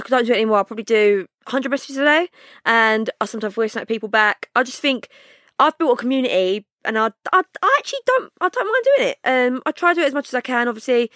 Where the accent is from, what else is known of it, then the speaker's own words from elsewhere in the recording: London, United Kingdom; I'm from Bow.